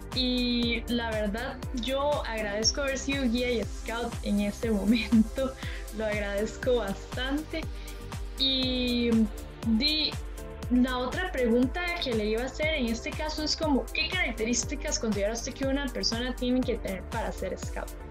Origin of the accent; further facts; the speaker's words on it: Palmares, Alajuela, Costa Rica; yo soy de Palmares